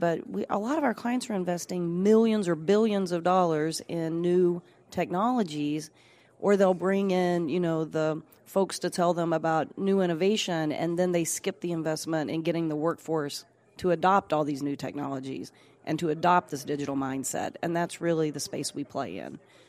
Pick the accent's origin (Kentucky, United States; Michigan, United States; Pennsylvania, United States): Kentucky, United States; So I'm actually from Southern Kentucky and really grew up looking at powerful storytellers